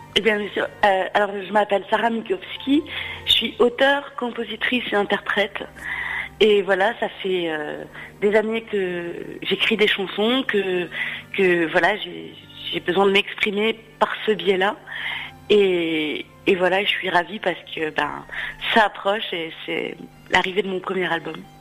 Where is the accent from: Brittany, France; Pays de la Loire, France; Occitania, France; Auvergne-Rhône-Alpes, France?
Auvergne-Rhône-Alpes, France; Lyon; je suis lyonnaise